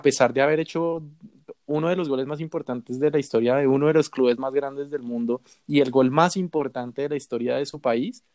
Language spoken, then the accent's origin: Spanish; Bogotá, Colombia; yo soy de Bogotá